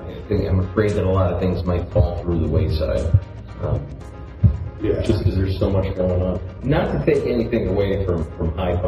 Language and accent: English; United States; Because I'm an American.